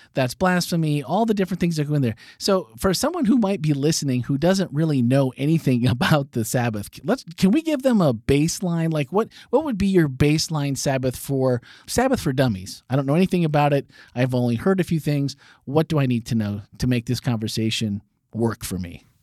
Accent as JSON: {"language": "English", "town": "Green Bay", "region": "Wisconsin", "country": "United States", "tie": "born or raised there", "said": "I was born and raised in Green Bay"}